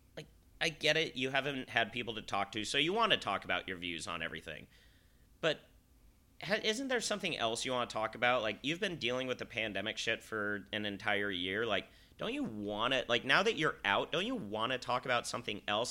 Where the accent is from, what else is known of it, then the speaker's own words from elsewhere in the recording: Salt Lake City, Utah, United States; I'm from Salt Lake City